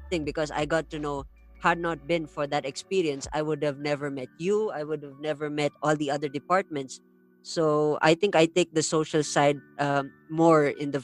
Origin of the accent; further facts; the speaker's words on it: India; I grew up in India